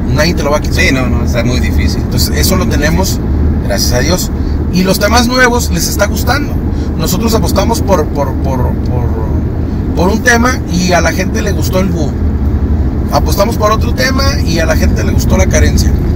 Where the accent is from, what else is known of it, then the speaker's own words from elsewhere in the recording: Tijuana, Baja California, Mexico; yo soy de Tijuana